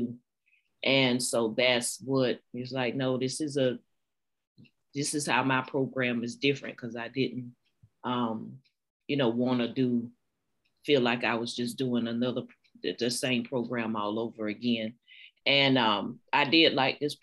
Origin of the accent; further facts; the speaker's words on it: South Carolina, United States; I'm from South Carolina, born and raised, 46, a librarian, academic librarian